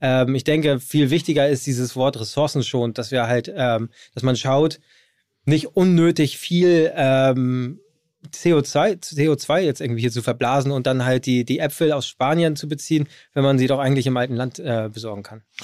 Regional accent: Hamburg, Germany; Ich bin aus Hamburg

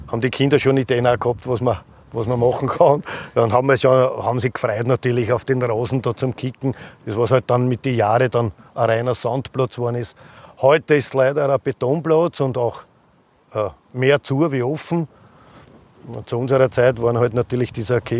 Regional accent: Vienna, Austria; Und der Andi kommt aus Strebersdorf und ich komme aus Jedler See.

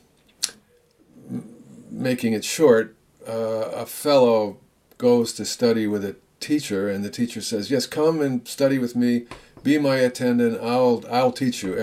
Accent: United States; I'm an American too.

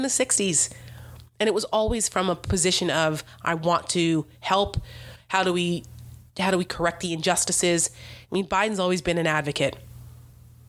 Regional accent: New Jersey, United States; I'm a Jersey girl

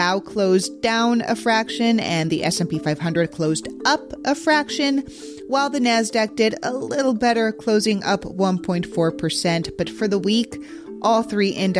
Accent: Mexico City, Mexico; moved away; my hometown of Mexico City

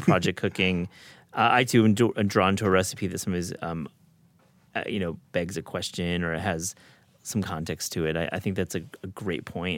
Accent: Michigan, United States; I grew up in Michigan as well, so I, I, we're, we're, we're Midwesterners

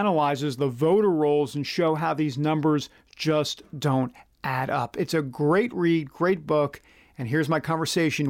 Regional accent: New York, United States; moved away; I grew up in New York

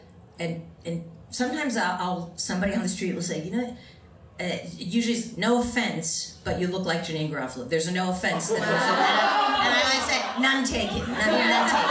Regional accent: New Jersey, United States; I'm from New Jersey

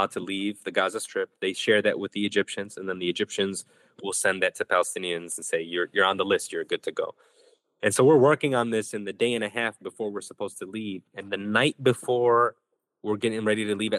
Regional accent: Chicago, Illinois, United States; also born or lived in West Bank; I was born in Chicago. I got to go back to Chicago

